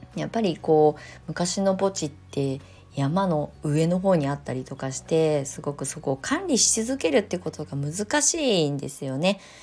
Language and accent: Japanese; Kasama, Ibaraki, Japan; 私の実家、茨城県笠間市の、さらに山奥のこの土地でね、私は生まれ育ってきたんですけど